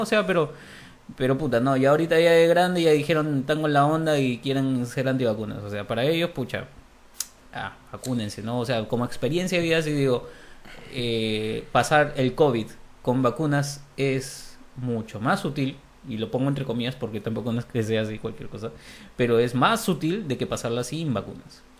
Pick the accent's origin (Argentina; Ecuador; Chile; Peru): Peru; en Perú estamos.